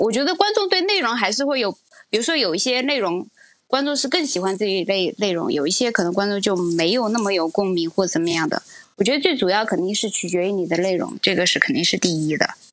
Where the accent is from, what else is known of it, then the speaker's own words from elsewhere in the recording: Chengdu, Sichuan, China; 我是成都，我是四川人，我虽然普通话还讲得可以